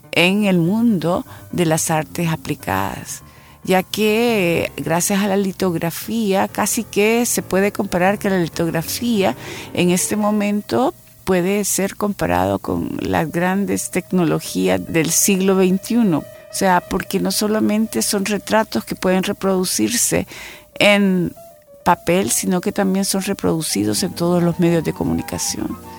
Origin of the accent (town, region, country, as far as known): El Salvador